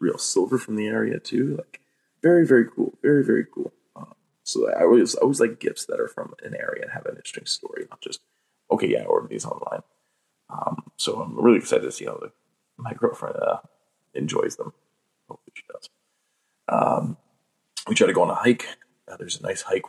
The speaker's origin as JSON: {"language": "English", "country": "Canada", "said": "we're from Canada"}